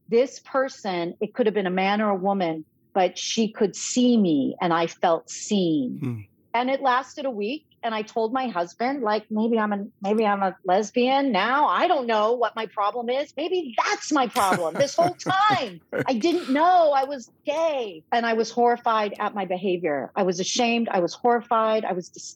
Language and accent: English; Los Angeles, California, United States; moved away as an adult; also born or lived in Chicago; I started through the ordination process at All Saints Church Pasadena, where I had gone as a youth and young adult